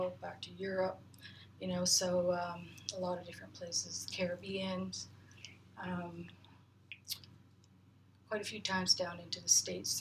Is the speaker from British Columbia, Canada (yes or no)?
no; Dawson City, Yukon, Canada; I was born and raised in Dawson. I was one of the last babies to actually be born here physically in Dawson